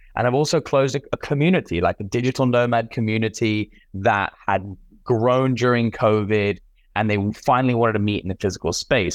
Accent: United Kingdom; moved away; also born or lived in Central and South America; I'm British

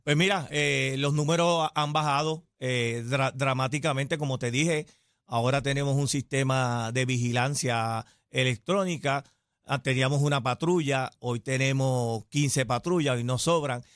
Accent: Cataño, Puerto Rico; Yo soy nacido y criado en Cataño y he vivido la mayor parte de mi vida eh, en Cataño.

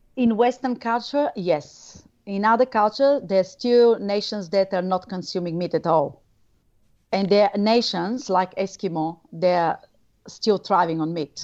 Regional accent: Bulgaria; moved away as an adult; now in Australia; I'm originally from Bulgaria

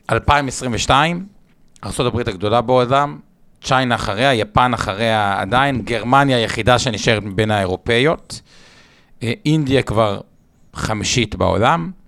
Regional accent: Israel; בתור ישראלים

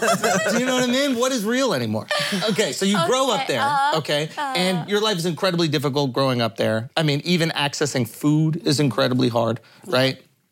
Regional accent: New York City, New York, United States; I grew up in New York City

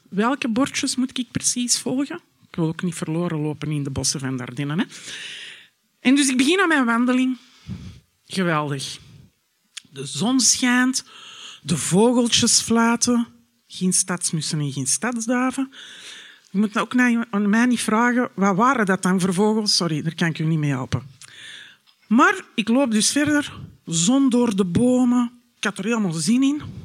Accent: Antwerp, Flanders, Belgium; moved away as an adult; also born or lived in Miami; now in Knokke, Belgium; Ik ben geboren en getogen in Antwerpen

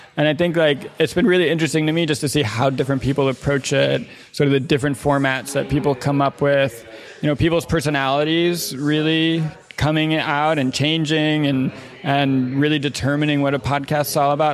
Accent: Evanston, Illinois, United States; moved away as an adult; now in Los Angeles, United States; we were growing up in Evanston, Illinois, which is a, you know, uh, fairly well-to-do suburb of Chicago

